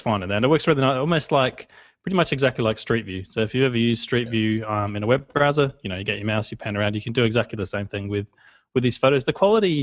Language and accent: English; Australia; I'm Australian